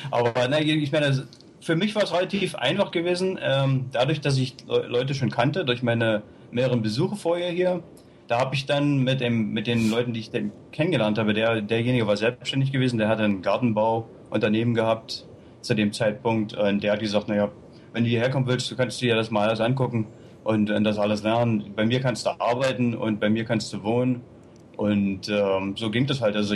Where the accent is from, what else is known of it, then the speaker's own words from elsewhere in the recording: East Germany, Germany; ich bin in der DDR aufgewachsen und dann nach der Wende, ich wollte einfach was Neues erleben